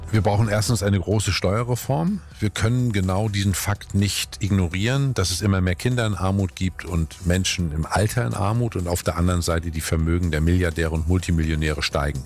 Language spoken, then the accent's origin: German; Northern Germany, Germany; als Norddeutscher